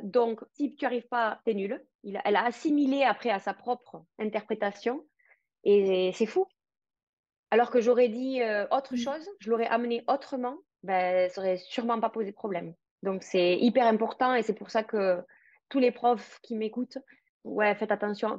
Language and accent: French; France; also born or lived in Paris; now in Spain; je suis française, mais je vis à l'étranger. Je suis basée en Espagne